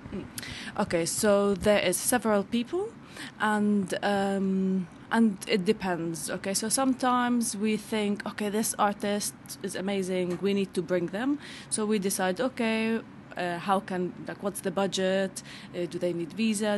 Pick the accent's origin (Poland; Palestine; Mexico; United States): Palestine; Bethlehem, West Bank; now in London, United Kingdom; I'm originally Palestinian from Bethlehem